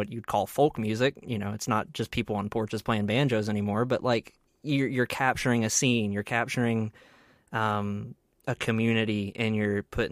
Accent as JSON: {"language": "English", "area": "Baldwin County", "region": "Alabama", "country": "United States", "also_born_or_lived": "Mobile, Alabama", "moved": "as an adult", "lives_now": "Auburn, United States", "said": "I'm originally from Baldwin County, Alabama."}